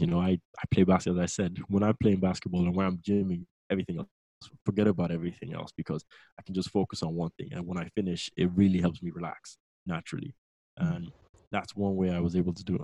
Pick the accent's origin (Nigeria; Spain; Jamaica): Nigeria; Lagos; moved away as an adult; now in England; I'm originally from Nigeria. Uh, I was raised in Nigeria, Lagos. Uh, I was born and bred there, and I came over to England for university